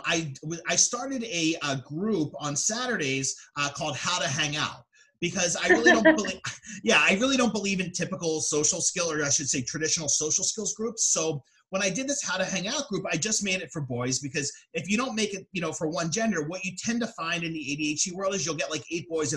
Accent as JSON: {"language": "English", "town": "Philadelphia", "region": "Pennsylvania", "country": "United States", "moved": "yes", "lives_now": "Atlantic City, United States", "said": "I'm from the Philadelphia area originally, and I live in the Atlantic City, New Jersey area now."}